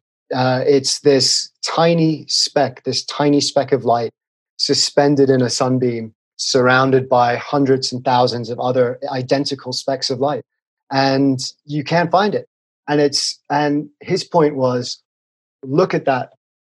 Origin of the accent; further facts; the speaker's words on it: England, United Kingdom; moved away as an adult; now in Colorado, United States; I'm from England.